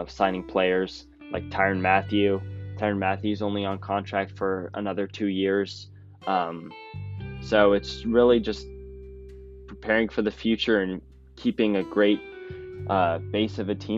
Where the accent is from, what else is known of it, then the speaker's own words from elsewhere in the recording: Kansas City, United States; I am from Kansas City